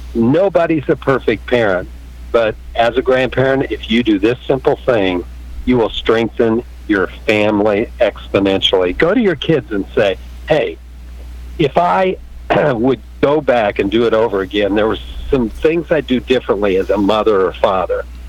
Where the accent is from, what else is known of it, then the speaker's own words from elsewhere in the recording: Kansas, United States; also born or lived in California; I'm from Kansas